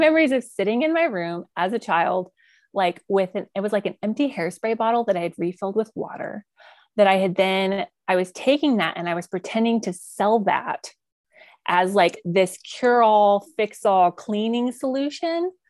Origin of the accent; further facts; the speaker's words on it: outside Colorado Springs, United States; now in Oklahoma Panhandle, United States; where I grew up in Colorado is, like, outside of Colorado Springs